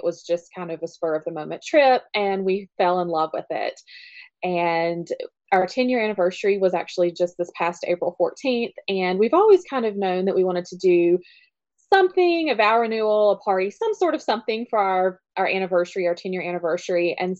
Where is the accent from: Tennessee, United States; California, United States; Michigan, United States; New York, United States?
Tennessee, United States; We're from Tennessee